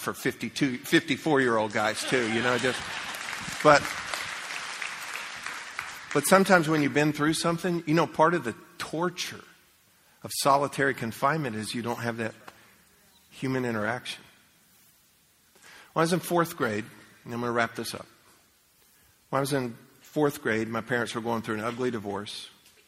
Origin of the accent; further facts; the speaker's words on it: United States; I grew up in America, and we used to pray.